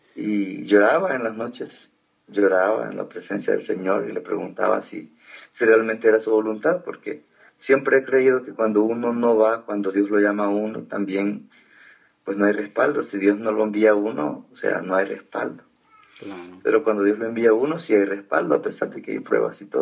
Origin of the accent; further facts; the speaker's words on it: El Salvador; moved away; also born or lived in Costa Rica; soy de Salvador, nací en el año 83